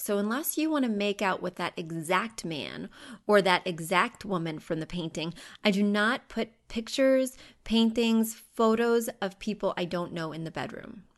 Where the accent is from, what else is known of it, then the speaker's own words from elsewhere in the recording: Missouri, United States; I grew up in Missouri